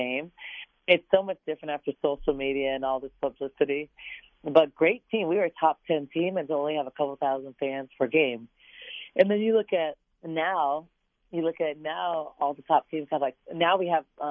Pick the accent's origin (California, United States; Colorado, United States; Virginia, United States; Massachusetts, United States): California, United States; San Diego; now in Arizona, United States; Getting kids from my hometown, from a good friend's program, you know, a great high school that I wish I would have gone to when I was in San Diego